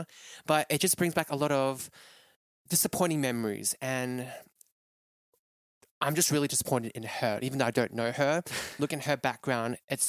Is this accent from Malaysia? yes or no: yes; Malaysia; now in Melbourne, Australia; it just brings out so many memories of me when I was growing up in Malaysia, of how different, and different in a great way, that you couldn't get this back home in Australia.